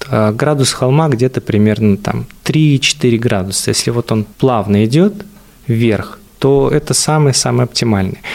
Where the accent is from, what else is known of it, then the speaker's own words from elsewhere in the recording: Buryatia, Russia; moved away; я вообще из Бурятии, то получается, у нас, э, вообще очень холмистая местность была